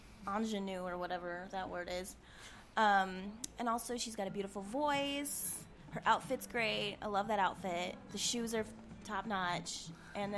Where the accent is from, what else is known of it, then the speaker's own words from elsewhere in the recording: Iowa, United States; moved away; I'm from the Midwest. I'm from Iowa.